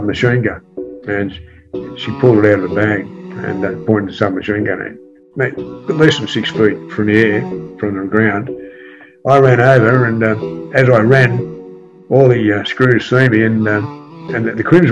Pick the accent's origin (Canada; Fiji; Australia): Australia; Sydney, New South Wales; also born or lived in Fairfield; I grew up, Balmain, went to school there and in Fairfield